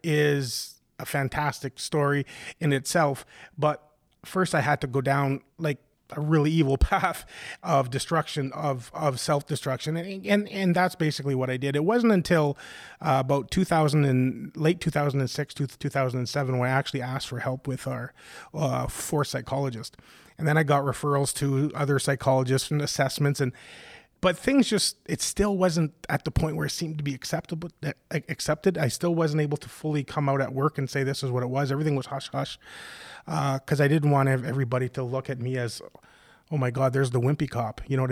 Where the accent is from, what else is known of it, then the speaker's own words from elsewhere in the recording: Ontario, Canada; I grew up in Northern Ontario with a loving family.